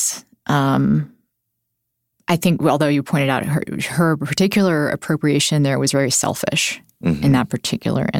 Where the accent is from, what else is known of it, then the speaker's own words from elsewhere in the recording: Texas, United States; I grew up in Texas